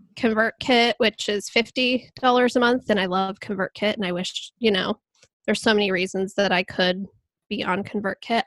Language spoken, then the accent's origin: English; Columbus, Ohio, United States; I'm from Columbus, Ohio, and I am a web designer